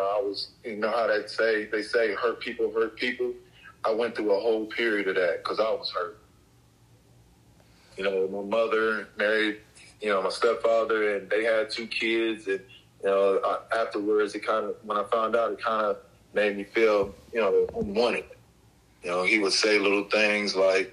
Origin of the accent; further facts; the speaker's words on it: Columbus, Ohio, United States; Columbus was, you know, Columbus back in the day, it was just simple. You know, it was just kids in the neighborhood getting together